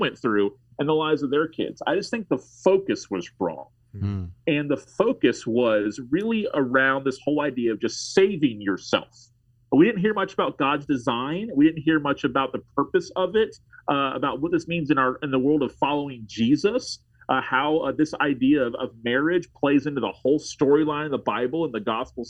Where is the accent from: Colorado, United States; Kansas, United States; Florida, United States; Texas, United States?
Florida, United States; Tallahassee; I live in Tallahassee, Florida, pastoring in my hometown